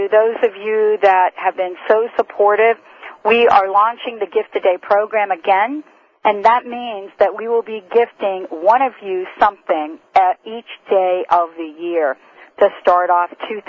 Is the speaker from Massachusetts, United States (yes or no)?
no; New Jersey, United States; my home state, Jersey